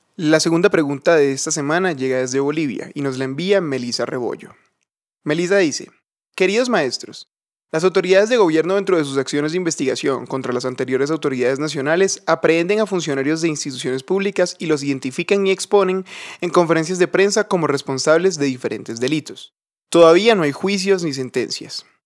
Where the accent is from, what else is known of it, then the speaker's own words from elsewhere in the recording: Dominican Republic; also born or lived in Santo Domingo; Saludos desde República Dominicana. En mi país